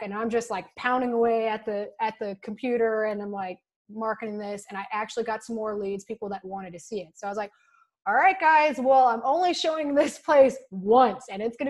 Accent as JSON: {"language": "English", "region": "Texas", "country": "United States", "said": "I'm from Texas."}